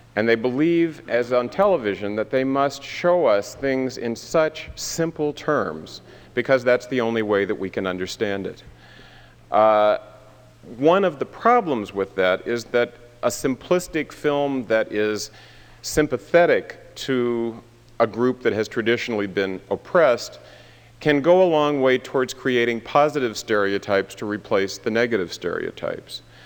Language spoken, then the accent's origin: English; Tacoma, Washington, United States; I grew up part of the time in Tacoma, Washington, where my grandmother still lives.